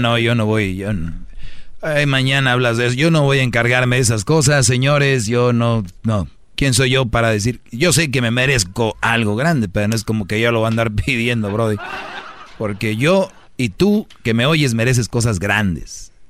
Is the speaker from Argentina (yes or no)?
no; Mexico; los mexicanos nos reímos de la muerte